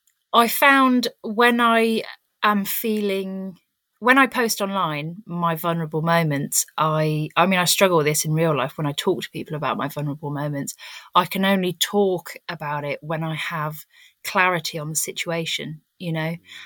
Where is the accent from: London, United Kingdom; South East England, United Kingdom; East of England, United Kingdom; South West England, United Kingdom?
South West England, United Kingdom; now in Cornwall, United Kingdom; because where I'm from, so obviously I've moved to Cornwall, but I came from the Cotswolds, and that is an area that is absolutely rife with ego.